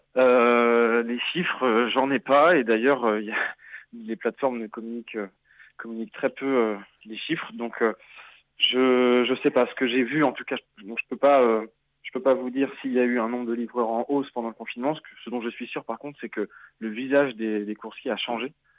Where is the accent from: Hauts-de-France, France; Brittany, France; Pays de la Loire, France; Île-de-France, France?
Pays de la Loire, France; Nantes; je suis nantais